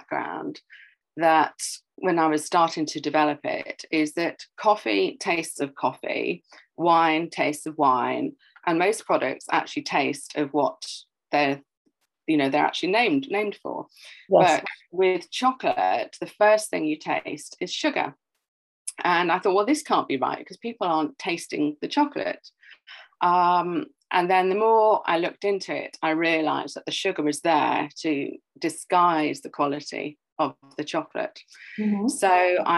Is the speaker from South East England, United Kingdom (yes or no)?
no; Welsh, Wales, United Kingdom; I'm Welsh